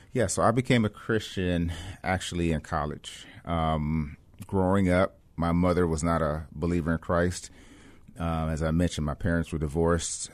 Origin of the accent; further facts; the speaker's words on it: Cleveland, Ohio, United States; also born or lived in West Germany / Michigan; now in Boston, United States; I grew up in Cleveland, Ohio